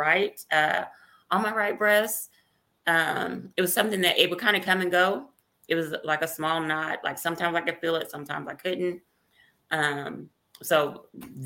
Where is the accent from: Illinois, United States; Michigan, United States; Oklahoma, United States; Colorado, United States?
Oklahoma, United States; Oklahoma City; I was born and raised in Oklahoma City, Oklahoma. Been here all my life